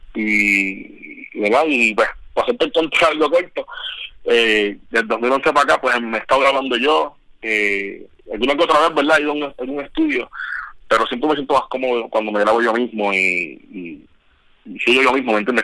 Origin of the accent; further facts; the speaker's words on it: Ponce, Puerto Rico; now in United States; yo soy del Polo de Ponce